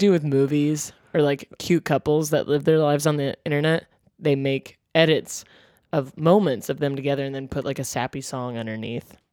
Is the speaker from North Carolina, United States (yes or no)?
yes; North Carolina, United States; my hometown of North Carolina